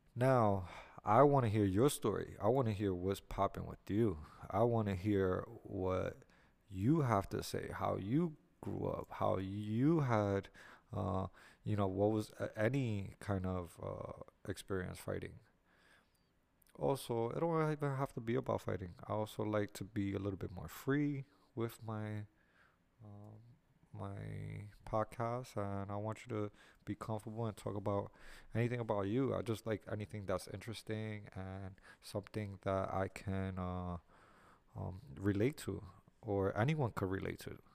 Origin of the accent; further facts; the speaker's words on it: New York City, New York, United States; also born or lived in Miami, Florida; I am here from the Lower East Side, New York City, New York, born and raised